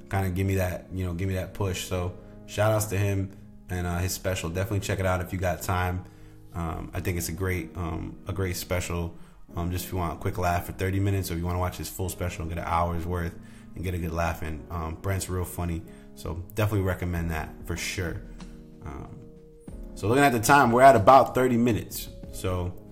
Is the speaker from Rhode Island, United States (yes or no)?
yes; Rhode Island, United States; moved away; Rhode Island, my home state